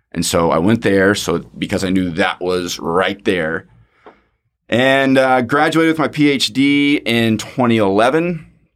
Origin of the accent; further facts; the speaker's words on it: Fort Worth, Texas, United States; born and raised in Fort Worth, and went to T C U for undergrad